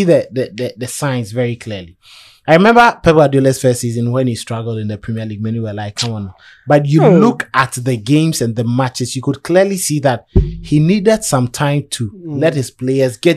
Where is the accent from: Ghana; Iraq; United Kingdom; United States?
Ghana; I am a Ghanaian